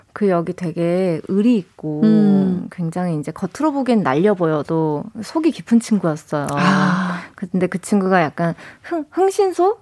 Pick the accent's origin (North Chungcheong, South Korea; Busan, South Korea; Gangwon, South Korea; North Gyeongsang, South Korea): Busan, South Korea; accent: Busan dialect; 제가 부산 사람인데도